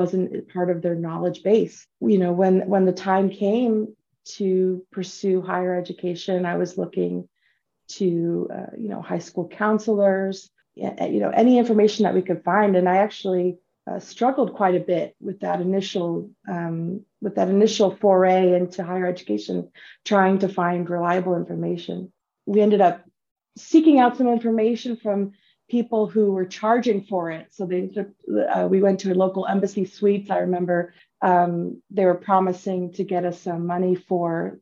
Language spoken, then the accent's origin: English; San Bruno, California, United States; I grew up in the San Francisco Bay Area in San Bruno, California